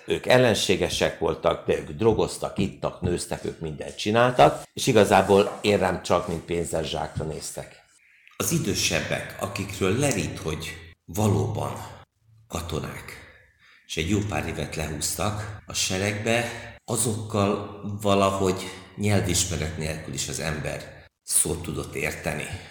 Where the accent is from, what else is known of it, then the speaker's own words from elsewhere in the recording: Hungary; én magyar vagyok